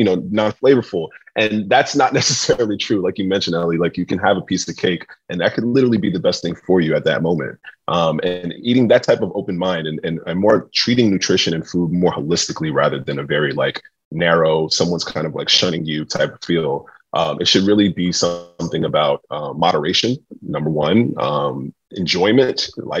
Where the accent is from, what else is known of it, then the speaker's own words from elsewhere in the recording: New York City, New York, United States; being a chef that was growing up in New York City in a very eclectic